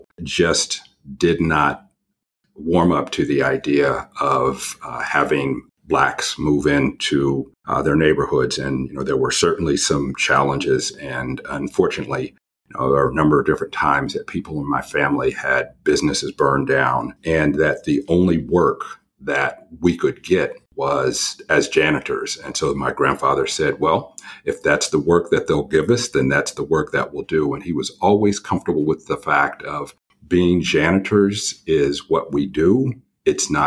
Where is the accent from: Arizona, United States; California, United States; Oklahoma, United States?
California, United States; Santa Rosa; born and raised in Northern California in an area that is about an hour north of San Francisco. Back then it was called the Hicks. Now it's called Wine Country, and specifically a little town called Santa Rosa